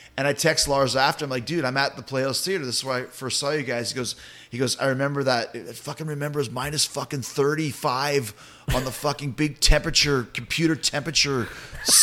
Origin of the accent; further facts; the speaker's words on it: Canada; also born or lived in Winnipeg; now in Tampa, United States; I live in Tampa. I'm from Canada